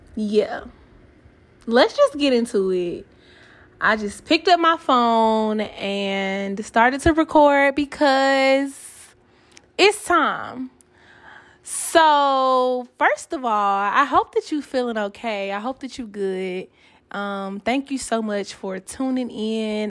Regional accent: Atlanta, Georgia, United States; now in Kansas City, United States; I am from Atlanta

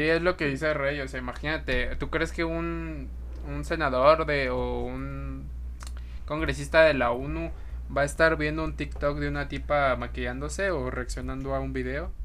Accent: Mexico City, Mexico; Como mexicanos, chilangos que somos

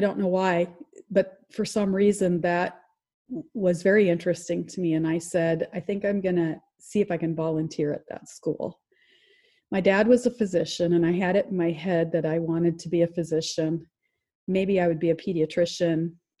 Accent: Iowa City, Iowa, United States; I was born in Iowa City, Iowa

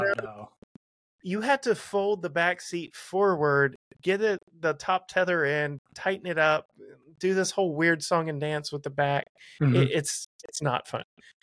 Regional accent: Texas, United States; I'm from Texas

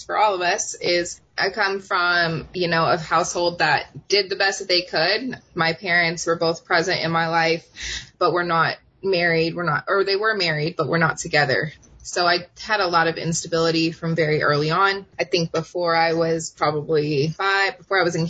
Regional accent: Oceanside, California, United States; she decided to move us to where I consider to be from, which is Oceanside, California. Mm-hmm. And that's my hometown

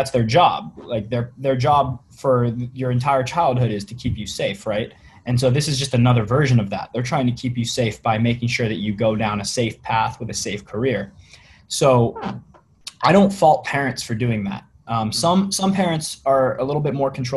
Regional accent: Virginia, United States; moved away as an adult; now in West Coast, United States; I grew up in Virginia in the United States

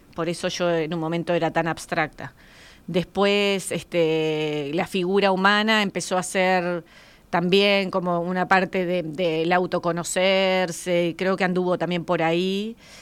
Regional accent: Colonia, Uruguay; somos de Colonia nosotros, y mi padre tenía un campito en Colonia y yo iba con él bastante

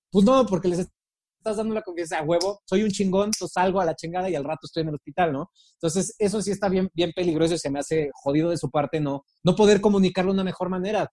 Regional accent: Mexico; como mexicanos

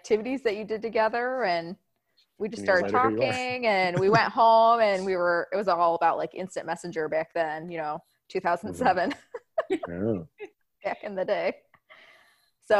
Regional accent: Kalamazoo, Michigan, United States; also born or lived in Columbus, Ohio / Cleveland, Ohio / Iowa; when I was in second grade, we moved to Kalamazoo, Michigan

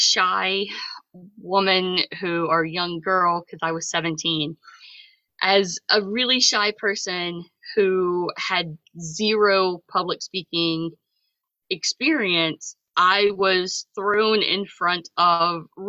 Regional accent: south of Atlanta, Georgia, United States; moved away as an adult; now in Massachusetts, United States; I grew up in Georgia, kind of south of Atlanta in a more rural area

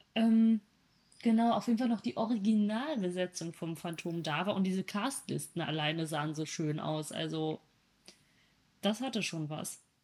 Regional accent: North Rhine-Westphalia, Germany; Ich komme aus Ostwestfalen

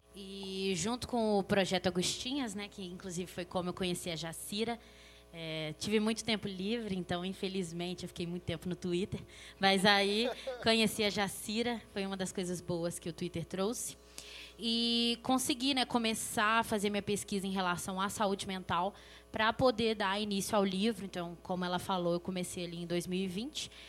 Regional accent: Belo Horizonte, Minas Gerais, Brazil; sou daqui de Belo Horizonte, membro da Igreja Esperança

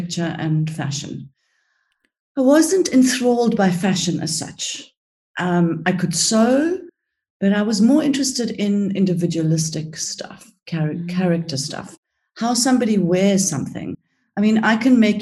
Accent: South Africa; also born or lived in Cyprus; I was born in Cyprus and grew up in South Africa. We went to South Africa when I was 5.

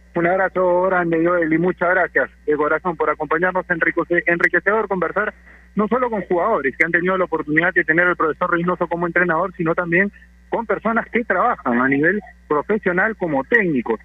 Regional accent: Chiclayo, Lambayeque, Peru; el club de mi tierra, en el Juan Aurich de Chiclayo

